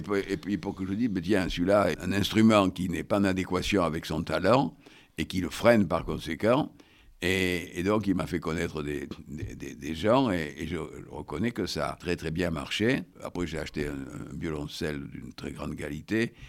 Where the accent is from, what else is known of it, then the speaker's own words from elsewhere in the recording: Bordeaux, Nouvelle-Aquitaine, France; je suis de Bordeaux